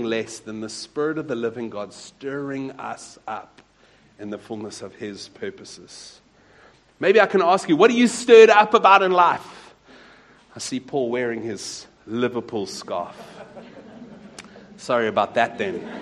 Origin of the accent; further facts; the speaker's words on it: Wellington, Western Cape, South Africa; I grew up in a small town not too far from here called Wellington, in the Arc van die Boland